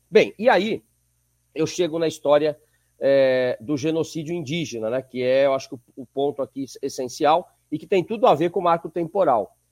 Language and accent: Portuguese; São Paulo, Brazil; nasci em São Paulo